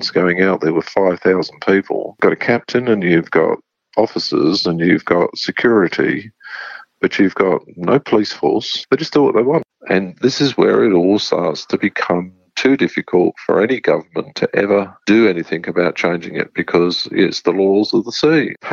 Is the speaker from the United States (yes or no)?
no; England, United Kingdom; now in Brisbane, Australia; I immigrated over from England in 78. I just came straight to Brisbane and really kind of made that the place that I wanted to stay in.